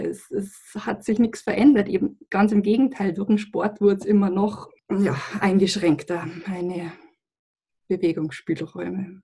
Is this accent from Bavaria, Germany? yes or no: yes; Lower Bavaria, Germany; ich komme aus Niederbayern